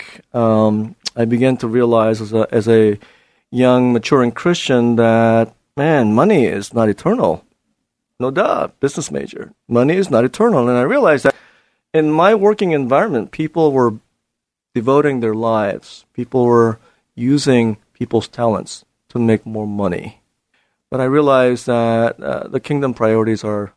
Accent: Southern California, United States; moved away as an adult; also born or lived in Atlanta, Georgia / Dallas, Texas; now in Portland, United States; being a Southern California guy myself

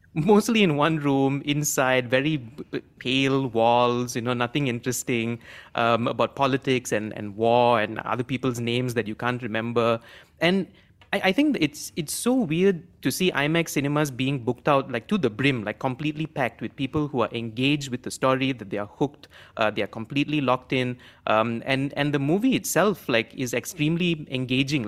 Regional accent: Malaysia; as Malaysian

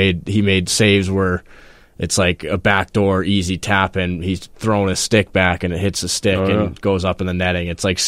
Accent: Falmouth, Massachusetts, United States; Falmouth, Massachusetts is where I grew up mostly.

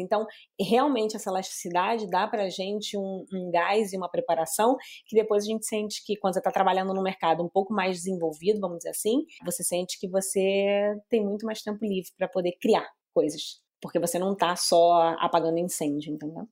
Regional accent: Brazil; moved away as an adult; quando eu saí do Brasil, é, em 2011, eu já tinha trabalhado no Brasil uns nove anos

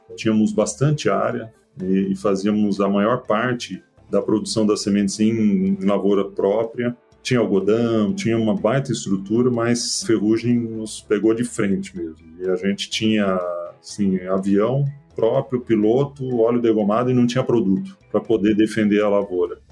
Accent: Mato Grosso, Brazil; also born or lived in Getúlio Vargas, Rio Grande do Sul / Passo Fundo, Rio Grande do Sul; eu nasci, veja só, no Rio Grande do Sul apesar de ter crescido no Mato Grosso

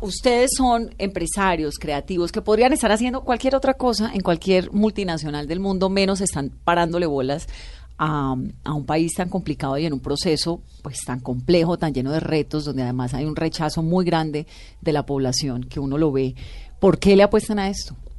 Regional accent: Colombia; los colombianos

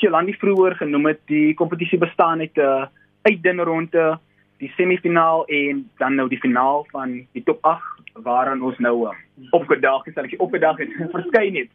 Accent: South Africa; Ek is van Kruifontein en ek is 'n tweedejaars student

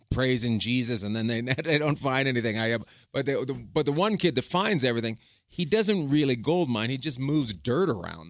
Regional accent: Canada; I'm from Canada

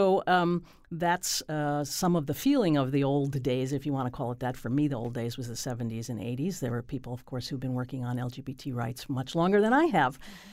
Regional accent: Connecticut, United States; So I would say that I'm very proud of Connecticut as my home state

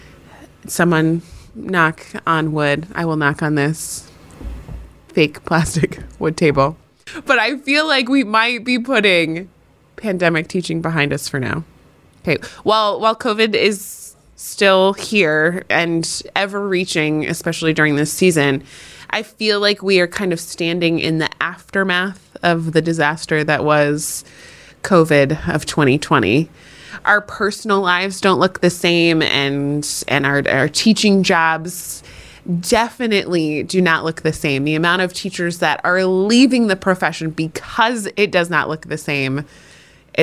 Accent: New Hampshire, United States; my home state of New Hampshire

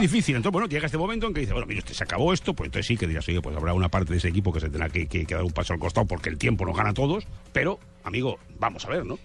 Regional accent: Spain; aquellas cosas que decimos en España

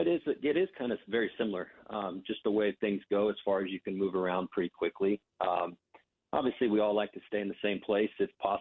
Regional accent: West Coast, United States; You know, I grew up on the West Coast, got a chance to play on the East Coast. I actually played in a few different countries.

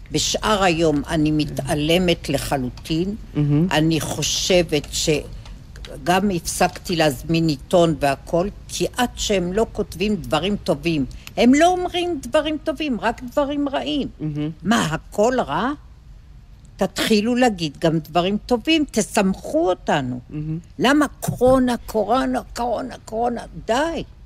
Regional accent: Israel; also born or lived in Eilat / Ashdod area; now in Petah Tikva, Israel; אני בת קיבוץ במקור

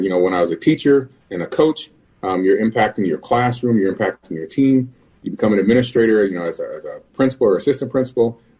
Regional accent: Minnesota, United States; I was born and raised in Minnesota, and I come from a family of educators

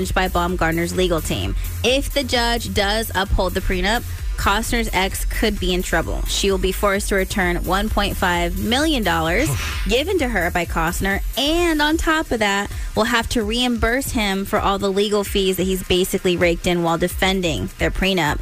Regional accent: California, United States; now in Maryland, United States; I'm born and raised in California

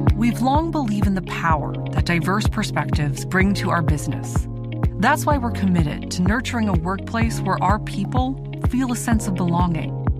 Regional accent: Plymouth, Minnesota, United States; I grew up in, in Plymouth

